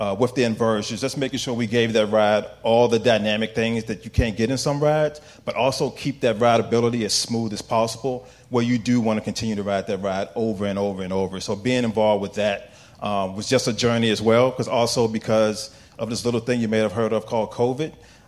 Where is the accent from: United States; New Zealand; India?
United States; Virginia; So I'm originally from Virginia.